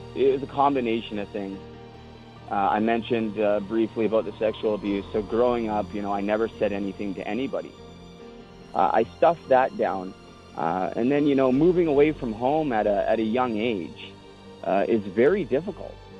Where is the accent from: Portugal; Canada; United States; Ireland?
Canada; Vancouver, British Columbia; Growing up in Vancouver